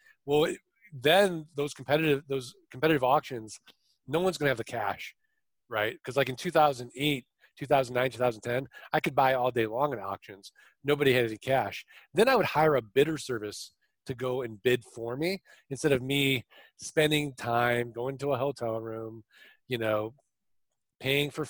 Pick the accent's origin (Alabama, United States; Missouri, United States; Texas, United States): Missouri, United States; St. Louis; now in Arizona, United States; I'm from St. Louis. I'm from the show me state